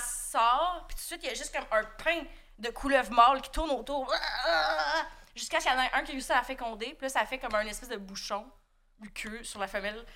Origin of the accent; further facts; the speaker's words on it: Outaouais, Quebec, Canada; on vient de l'Outaouais les deux